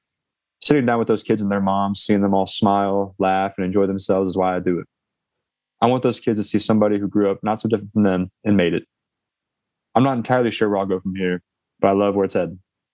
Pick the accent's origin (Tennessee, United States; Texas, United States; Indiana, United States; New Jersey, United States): Indiana, United States; Fort Wayne; now in Cincinnati, United States; as well as creating some JB3 summits in my hometown of Fort Wayne.